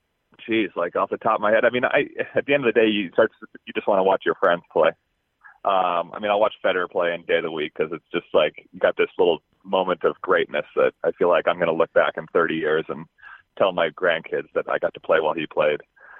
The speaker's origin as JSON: {"language": "English", "town": "Rochester", "region": "Minnesota", "country": "United States", "tie": "born or raised there", "said": "she cuts me into my hometown population, 80,000 people."}